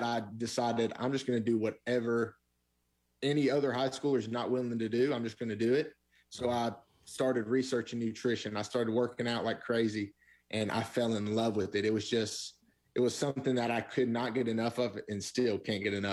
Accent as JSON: {"language": "English", "region": "the South", "country": "United States", "tie": "born or raised there", "said": "Christians growing up in the South"}